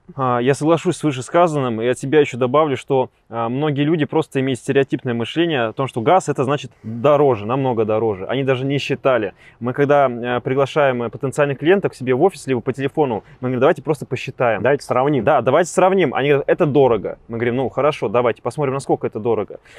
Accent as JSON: {"language": "Russian", "region": "Siberia", "country": "Russia", "said": "я сам сибиряк"}